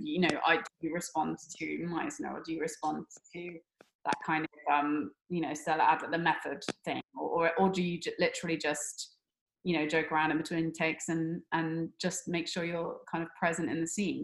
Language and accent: English; Somerset, South West England, United Kingdom; we're, we're both from Somerset, which is in the, the West Country in England